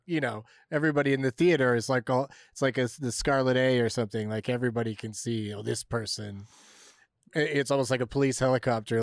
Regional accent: San Diego, California, United States; growing up in San Diego was pretty wild in that sense that I pretty regularly visited the beach, the mountains, and Tijuana

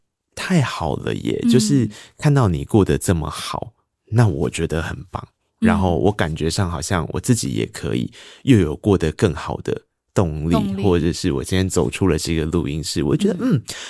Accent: Tainan, Taiwan; 因为我也是个台南人嘛

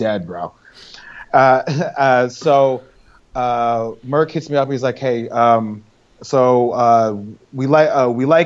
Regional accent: South Orange, New Jersey, United States; moved away as an adult; also born or lived in New York City; now in Portland, United States; Born and raised in South Orange, and quiet little town

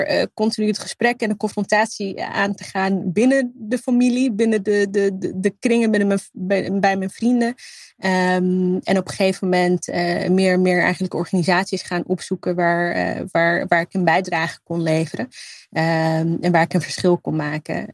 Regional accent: Netherlands; mijn roots liggen in Libië. Eh, en het, hier opgroeien, eh, en, eh, eigenlijk daar een groot gedeelte van mijn familie hebben

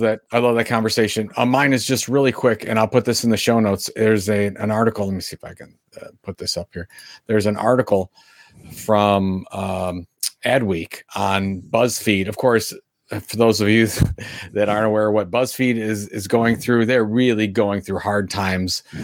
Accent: Sandusky, Ohio, United States; my hometown of Sandusky, Ohio

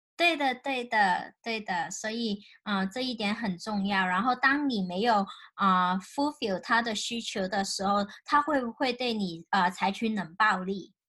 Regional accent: China; 尤其是我们大陆长大的

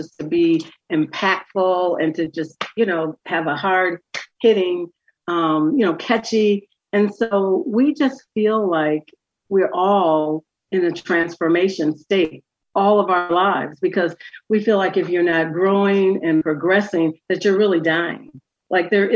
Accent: Wisconsin, United States; now in Philadelphia, United States; I'm from Wisconsin.

